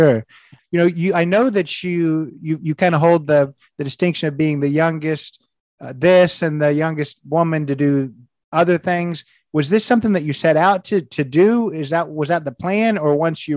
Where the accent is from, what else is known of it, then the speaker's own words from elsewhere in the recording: Indiana, United States; I'm from Indiana